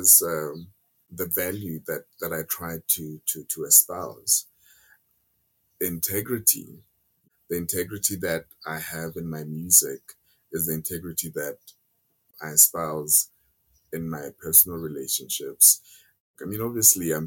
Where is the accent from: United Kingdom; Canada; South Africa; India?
South Africa; I love my home country